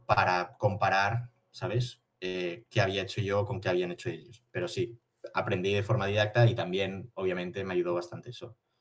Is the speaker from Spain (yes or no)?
yes; Barcelona, Catalonia, Spain; soy de Barcelona, tengo 23 años